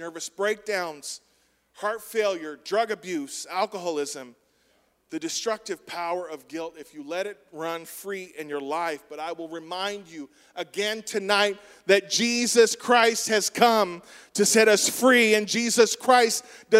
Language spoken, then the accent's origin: English; United States; we're American